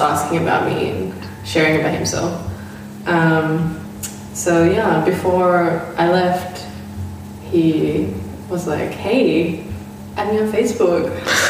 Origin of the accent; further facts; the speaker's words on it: Perth, Western Australia, Australia; also born or lived in Rockingham; I was born in Rockingham, WA, and my family moved up to Perth when I was about six, and been here since.